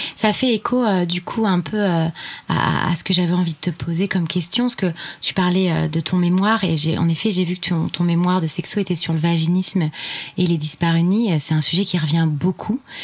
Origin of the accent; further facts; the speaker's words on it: Tours, Centre-Val de Loire, France; tu viens et tu es implanté à Tours dans le 37, soit ma ville natale